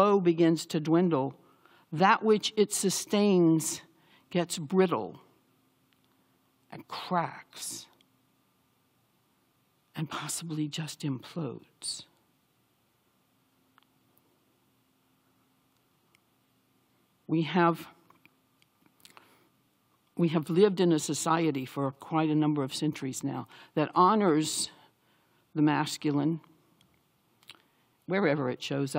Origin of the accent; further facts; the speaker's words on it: the South, United States; I grew up in the South